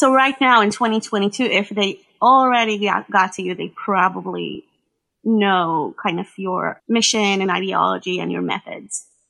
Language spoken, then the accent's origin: English; Israel; accent: more reminiscent of like American English; also born or lived in United States; I grew up in Israel speaking mostly Hebrew, and most of my English is from reading